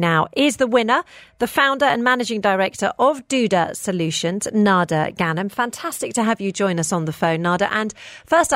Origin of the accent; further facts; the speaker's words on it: United Kingdom; now in United Arab Emirates; I grew up in the United Kingdom and my mother had a worm bin